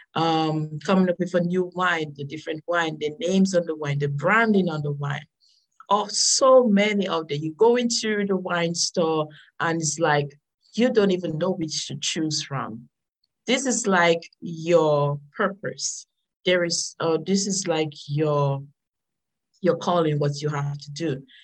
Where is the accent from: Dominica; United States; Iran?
Dominica; I am from the nature island of the Caribbean. Uh, it's Dominica, not Dominican Republic